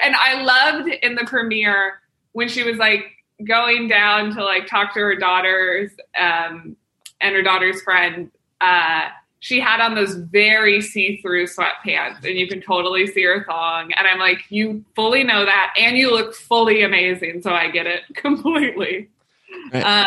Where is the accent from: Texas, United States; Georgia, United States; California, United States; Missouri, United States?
Missouri, United States; Kansas City; I'm from Kansas City, Missouri